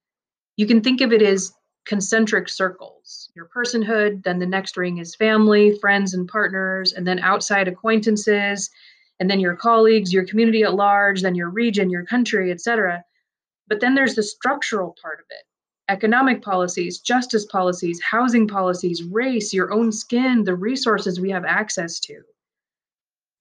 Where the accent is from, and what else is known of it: United States; first language Persian; English is a second language